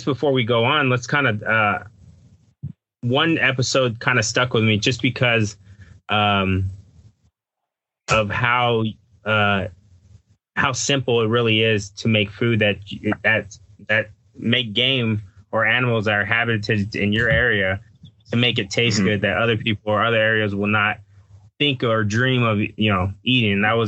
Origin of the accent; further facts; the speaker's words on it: Texas, United States; moved away as an adult; also born or lived in Louisiana; I grew up in Texas